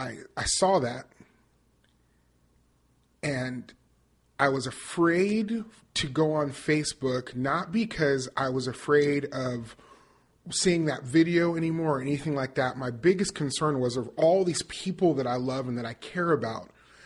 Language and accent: English; Las Vegas, Nevada, United States; moved away as an adult; also born or lived in Northern California; now in Nashville, United States; I grew up in Las Vegas, Nevada. I lived until I was 18. I did theater professionally, started in Las Vegas, went to California, Northern California, to go to college and lived there for about 8 years